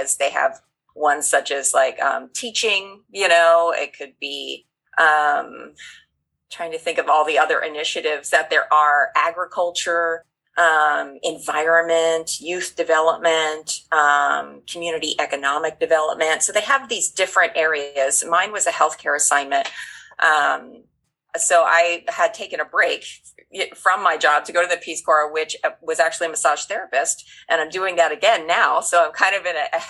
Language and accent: English; United States; being an American